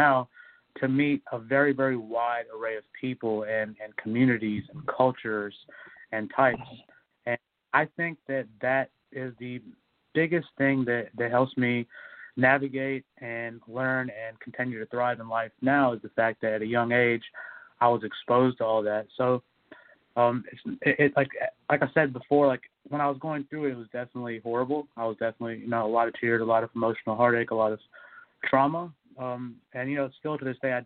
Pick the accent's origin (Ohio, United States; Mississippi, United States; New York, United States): Mississippi, United States; now in Los Angeles, United States; I grew up in the South. You know, I was in Mississippi as a child